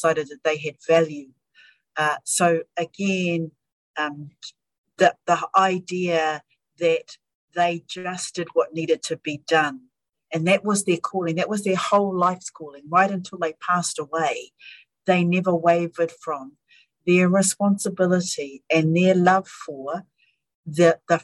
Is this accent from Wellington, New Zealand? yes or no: no; Auckland, New Zealand; also born or lived in Hokianga; we grew up in Auckland and were educated in Auckland and had access to everything